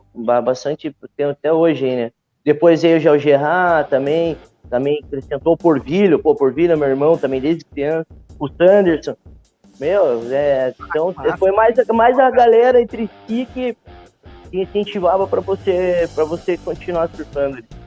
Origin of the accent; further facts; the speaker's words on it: Matinhos, Paraná, Brazil; also born or lived in Curitiba / Portugal; Eu nasci em Curitiba, mas só nasci e vim para cá, para Matinhos. Minha mãe é professora aqui do município e eu convivi aqui nessa cidade por minha vida toda, praticamente